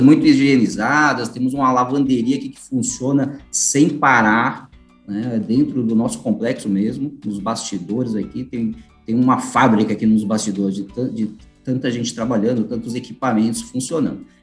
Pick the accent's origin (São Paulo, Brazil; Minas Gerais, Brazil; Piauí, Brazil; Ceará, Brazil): São Paulo, Brazil; eu sou do estado de São Paulo